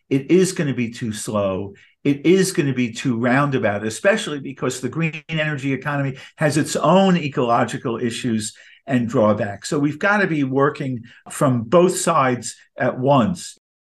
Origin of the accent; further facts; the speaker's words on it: New York, United States; I'm a New Yorker